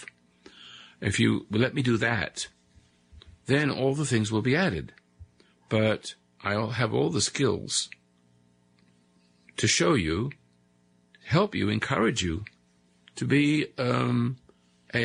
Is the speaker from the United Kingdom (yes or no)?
yes; England, United Kingdom; moved away as an adult; also born or lived in South Africa; now in United States; across the sea in England